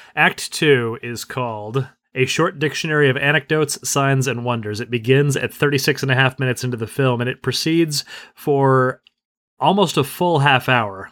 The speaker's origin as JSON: {"language": "English", "country": "United States", "said": "as an American"}